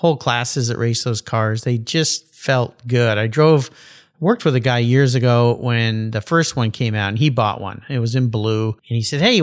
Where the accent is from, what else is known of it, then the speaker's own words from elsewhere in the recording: San Diego, California, United States; I grew up in Southern California. I was a surfer kid. And a friend of mine's dad was a member of the original Pump House Gang in Wind and Sea in La Jolla, where I grew up.